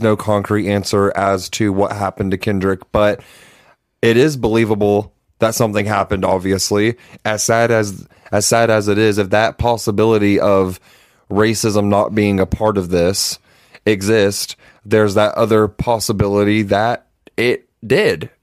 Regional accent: Georgia, United States; we're from Georgia. I've been here my whole life.

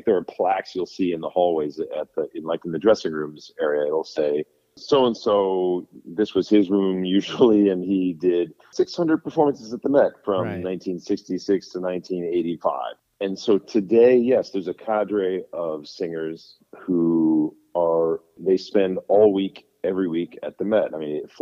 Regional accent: Sun Prairie, Wisconsin, United States; moved away; my hometown of Sun Prairie, Wisconsin

